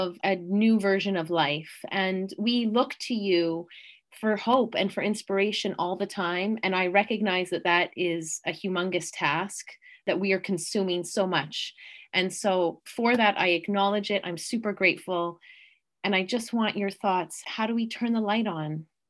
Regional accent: Canada; being a Canadian

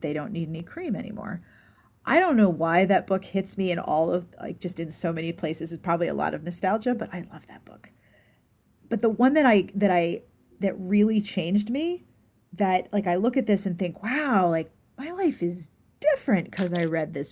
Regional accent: Pittsburgh, Pennsylvania, United States; I grew up in Pittsburgh

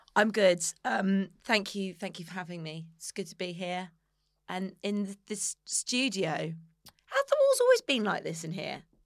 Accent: Somerset, South West England, United Kingdom; I'm from Somerset

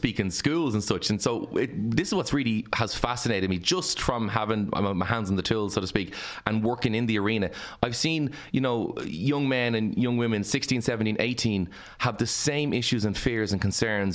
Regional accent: Ireland; as the Irish people

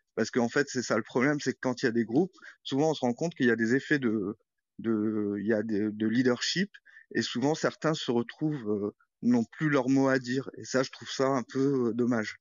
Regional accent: Morocco; moved away as an adult; also born or lived in France; now in Nantes, France; j'ai grandi au Maroc

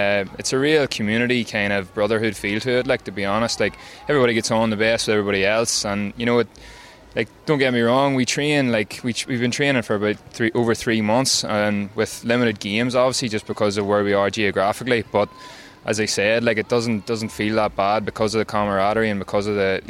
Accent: County Down, Northern Ireland, United Kingdom; moved away as an adult; now in New York, United States; I'm from Caswell in County Down. I've been a software engineer over here in New York for the best part of 5 years.

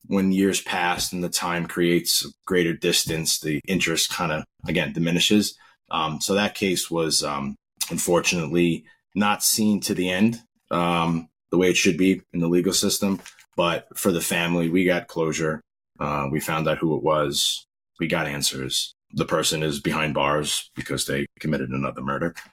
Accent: Long Island, New York, United States; also born or lived in Rego Park, Queens, New York / Virginia; Yeah, I grew up in Long Island, New York. Uh, started out as a baby in Rego Park, Queens and my family moved out to Long Island when I was very young.

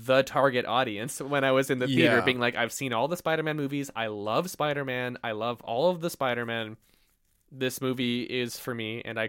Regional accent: Canada; We're Canadian.

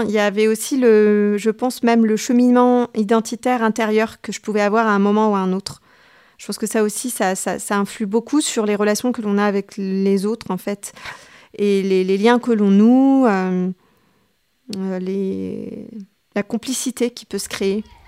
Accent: Tunis, Tunis Governorate, Tunisia; moved away as an adult; now in Madagascar; j'ai grandi euh, à Tunis. Je suis née à Tunis euh, et euh, j'y suis restée jusqu'à l'âge de 18 ans

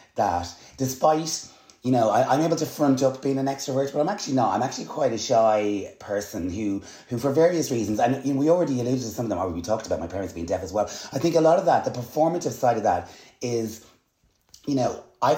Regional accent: Dublin, Leinster, Ireland; accent: Dublin; also born or lived in United States / London; my brother and I were losing our lovely American accent and we were developing Dublin accents.

